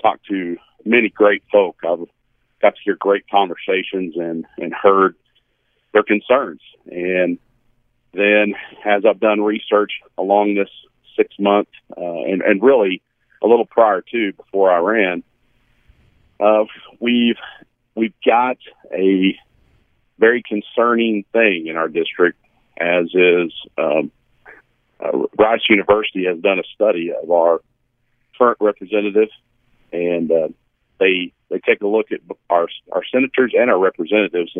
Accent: Canyon, Texas, United States; now in Perryton, United States; Grew up in Canyon, Texas.

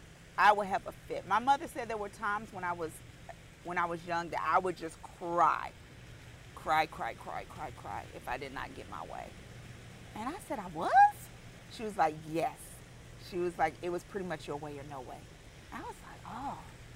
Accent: Charlotte, North Carolina, United States; Charlotte, North Carolina. So I am a unicorn. There's not too many of us left.

